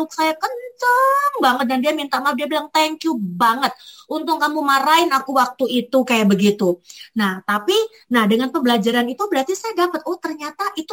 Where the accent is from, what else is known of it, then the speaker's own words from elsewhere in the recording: Malang, East Java, Indonesia; saya orang Arema, orang Jawa, orang Indonesia, tapi saya pengen berkiblat kayak orang-orang bule.